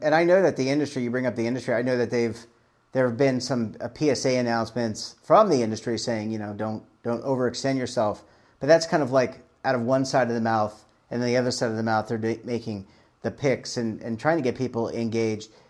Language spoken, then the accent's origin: English; Baltimore, Maryland, United States; moved away; I'm originally from Baltimore